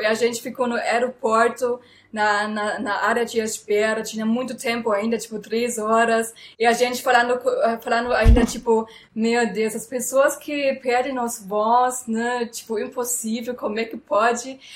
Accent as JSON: {"language": "Portuguese", "town": "Frankfurt", "region": "Hesse", "country": "Germany", "tie": "born or raised there", "second_language": "Portuguese", "moved": "as an adult", "lives_now": "Brazil", "said": "eu sou alemã e nasci em Frankfurt"}